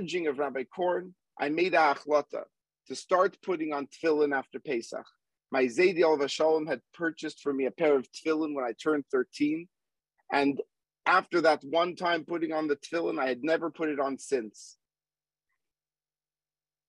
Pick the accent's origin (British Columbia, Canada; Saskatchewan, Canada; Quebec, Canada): Quebec, Canada; Montreal; moved away; also born or lived in Manhattan, New York / Boston; growing up in Montreal and living for several years in Manhattan